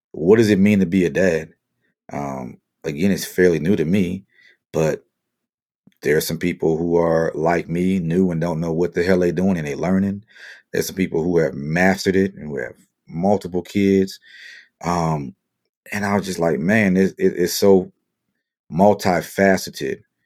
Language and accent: English; Marrero, Louisiana, United States; moved away as an adult; also born or lived in Asia / Europe / Midwest / Southeast; now in Las Vegas, United States; Born and raised in the West Bank of New Orleans. Shout out to my people in Marrero, my Louisiana family.